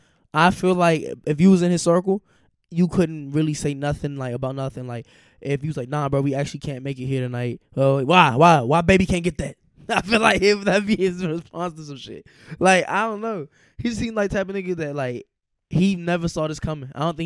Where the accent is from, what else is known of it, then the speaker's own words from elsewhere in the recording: Charlotte, North Carolina, United States; I'm a real gangster, nigga, boy. I'm from Charlotte, nigga.